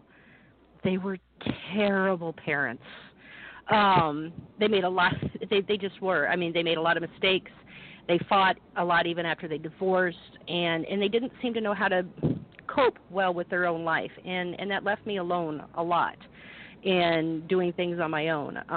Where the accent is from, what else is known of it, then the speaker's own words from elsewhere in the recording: Quincy, Illinois, United States; moved away as an adult; also born or lived in Galesburg, Illinois / Phoenix, Arizona; We moved to Quincy, and that's before I turned two, and that's pretty much where I grew up most of my life